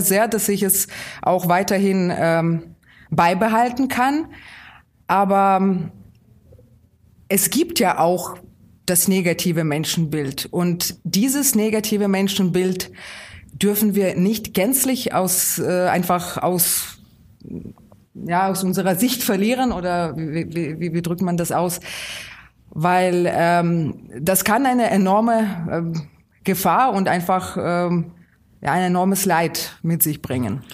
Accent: Kyiv, Ukraine; German is a second language; moved away as an adult; now in Schönaich, Germany; das ist meine Heimatstadt. Und wenn Sie 19 Jahre lang Ihres Lebens äh, in einer Stadt verbringen

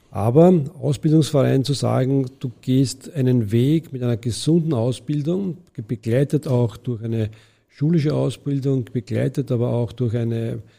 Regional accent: Vienna, Austria; das ist ein gesellschaftlicher Auftrag, den wir als Wiener hier sehen.

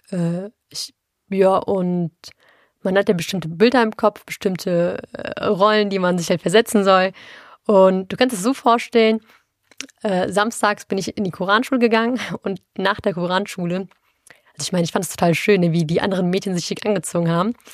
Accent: Duisburg, North Rhine-Westphalia, Germany; ja, ich komme aus Marxloh beantworte

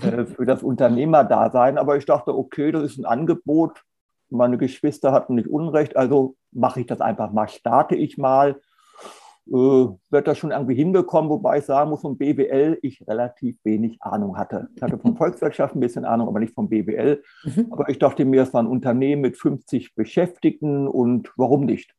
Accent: Hanover, Lower Saxony, Germany; moved away as an adult; also born or lived in Marburg; now in Hamburg, Germany; Ich komme ursprünglich aus Hannover

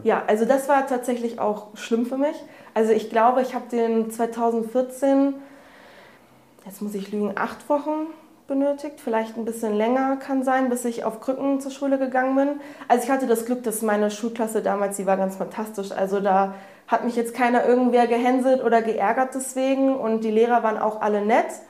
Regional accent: near Hanover, Lower Saxony, Germany; moved away as an adult; now in Hamburg, Germany; ich komme aus der Nähe von Hannover

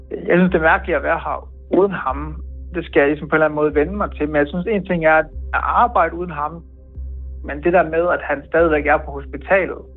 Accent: Viborg, Central Denmark Region, Denmark; moved away as an adult; now in Kyiv, Ukraine; så flyttede jeg hjem, kan man sige, til mit barndomshjem øh, hos min far i Viborg.

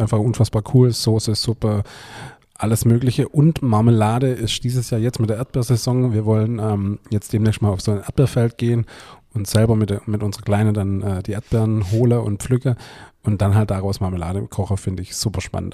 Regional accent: Swabia, Baden-Württemberg, Germany; als Schwabe kennt man es als Geselz.

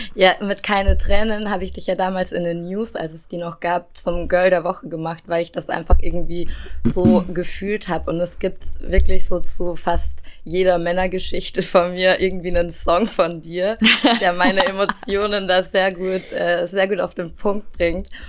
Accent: Regensburg, Bavaria, Germany; meiner Heimatstadt Regensburg

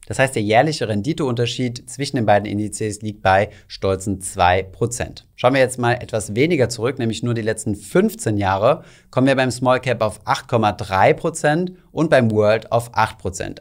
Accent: Germany; bei uns in Deutschland

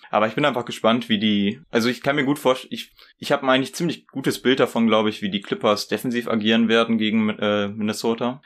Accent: Ibbenbüren, North Rhine-Westphalia, Germany; ich komme aus Ippenbüren. Wer das kennt, Shoutout an dich. das liegt so Osnabrück-Münsterland mäßig

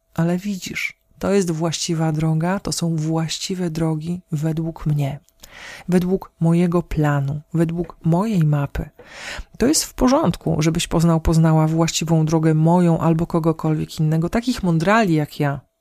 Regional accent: Podlaskie Voivodeship, Poland; u nas na Podlasiu

